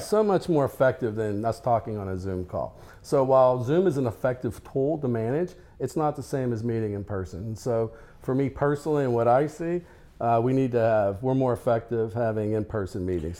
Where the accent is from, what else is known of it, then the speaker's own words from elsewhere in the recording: Denver, Colorado, United States; I'm from Denver, Colorado